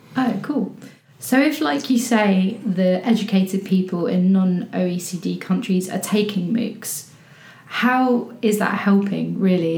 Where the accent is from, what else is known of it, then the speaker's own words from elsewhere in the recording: England, United Kingdom; i'm english